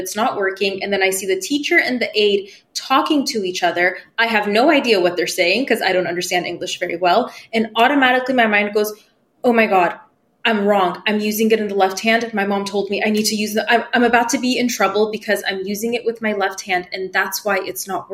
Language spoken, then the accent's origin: English; United States; first language Persian; English is a second language; I wasn't born in America. And when we came here, I was like 2 and we only spoke Farsi at home